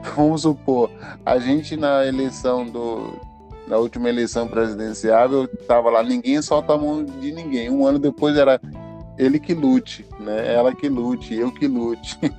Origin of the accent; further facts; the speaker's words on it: Alagoinhas, Bahia, Brazil; also born or lived in São Paulo; eu passo minha infância, adolescência em Alagoinhas